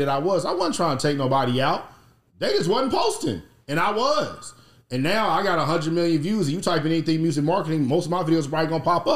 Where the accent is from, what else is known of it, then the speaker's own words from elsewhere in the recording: Indianapolis, Indiana, United States; I'm from Indianapolis, Indiana